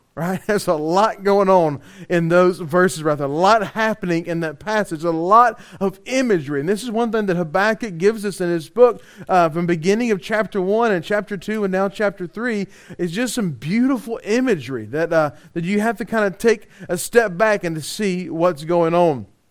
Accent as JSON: {"language": "English", "region": "Louisiana", "country": "United States", "said": "we're from Louisiana"}